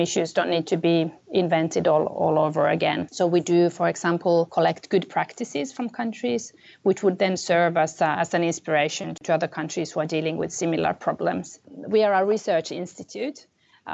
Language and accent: English; Finland; moved away; also born or lived in Middle East / India; I come from Finland, which is my home country and my country of nationality